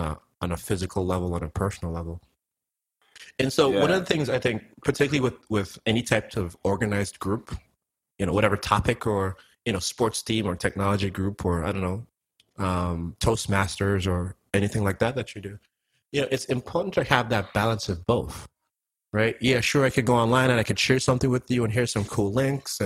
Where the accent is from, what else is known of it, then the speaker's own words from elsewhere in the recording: Antigua & Barbuda; now in United States; I'm from Antigua. Like, none of my family lives in the United States